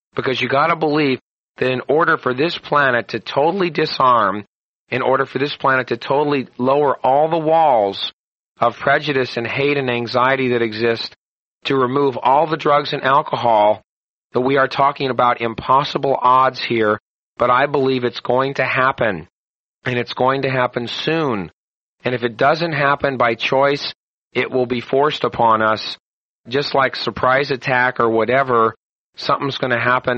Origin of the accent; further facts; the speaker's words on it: United States; being an American